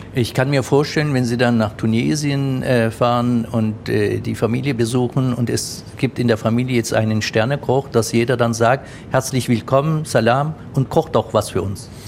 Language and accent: German; Germany; Meine Eltern kommen aus der Türkei, die waren einst Gastarbeiter. Ich bin dann hier aufgewachsen